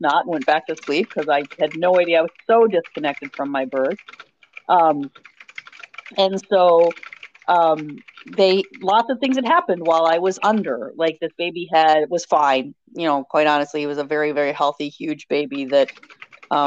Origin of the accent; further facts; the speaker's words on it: Minneapolis, Minnesota, United States; I still live in the Twin Cities in Minnesota, Minneapolis area. Grew up the oldest of 5 kids